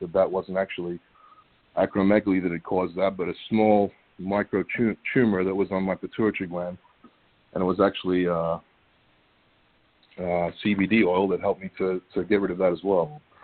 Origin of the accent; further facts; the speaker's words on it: Australia; moved away as an adult; also born or lived in Tampa, Florida, United States; now in United States; I grew up in Australia